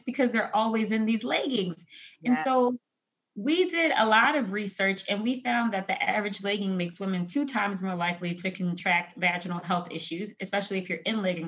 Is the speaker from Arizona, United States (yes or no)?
no; Philadelphia, Pennsylvania, United States; moved away as an adult; also born or lived in Chicago / Detroit; now in Los Angeles, United States; I grew up in Philadelphia, home of cheesesteaks and hoagies